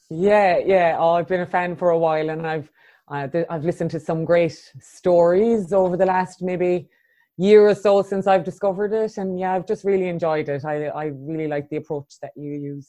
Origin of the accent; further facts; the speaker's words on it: Cork, Munster, Ireland; now in Christchurch, New Zealand; I was born in Cork in the south of Ireland and yeah, I grew up there